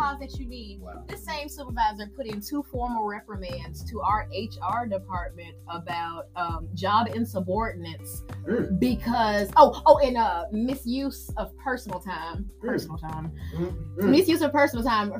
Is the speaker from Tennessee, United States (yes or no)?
yes; Mount Juliet, Tennessee, United States; I'm from Mount Juliet, Tennessee